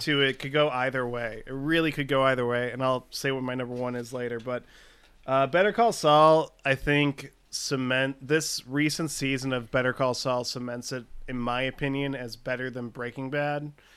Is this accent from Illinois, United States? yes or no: yes; Chicago, Illinois, United States; I grew up in Chicago. So I feel like I'm a bad Chicagoan